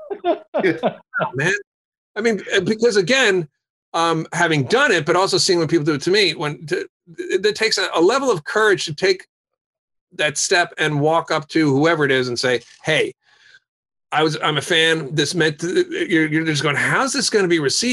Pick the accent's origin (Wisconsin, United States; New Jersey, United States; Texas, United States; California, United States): New Jersey, United States; I grew up in New Jersey